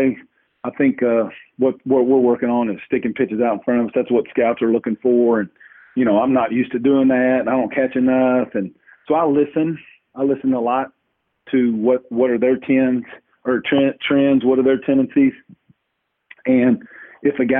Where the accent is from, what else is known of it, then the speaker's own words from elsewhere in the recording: Louisville, Kentucky, United States; I'm from Louisville